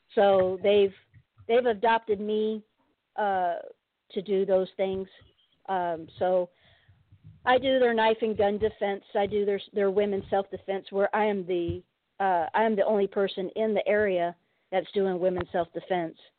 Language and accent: English; San Diego, California, United States; I'm from San Diego